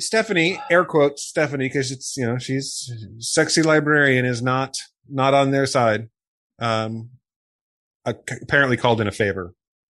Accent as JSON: {"language": "English", "town": "Wichita", "region": "Kansas", "country": "United States", "tie": "born or raised there", "said": "I grew up in Wichita, Kansas"}